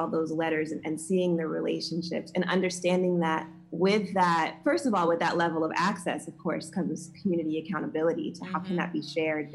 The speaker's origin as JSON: {"language": "English", "region": "the South", "country": "United States", "tie": "born or raised there", "said": "a queer Black woman growing up in the South"}